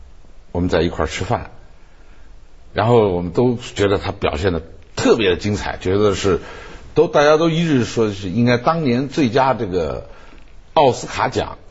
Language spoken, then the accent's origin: Chinese; Sichuan, China; 说的说那个太太是是我们四川人